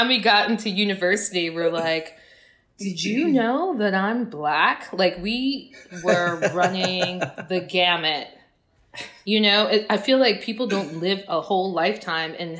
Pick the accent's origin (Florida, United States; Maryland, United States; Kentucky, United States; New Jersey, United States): New Jersey, United States; Long Branch; moved away as an adult; also born or lived in Vienna, Austria / New York City; now in New Orleans, United States; I grew up on the Jersey Shore.